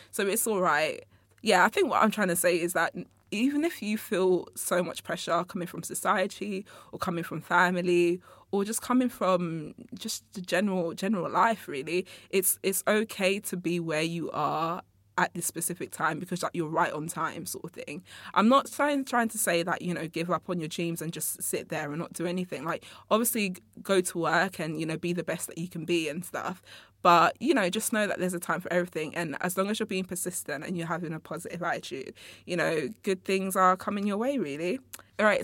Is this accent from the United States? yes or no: no; England, United Kingdom; also born or lived in Congo; I was born in Congo, uh, but I was raised up here in, in England. I actually came here when I was, like, eighteen months old.